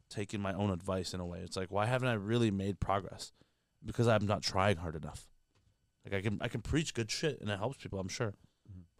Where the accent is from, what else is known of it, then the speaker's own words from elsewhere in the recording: Canada; I'm Canadian.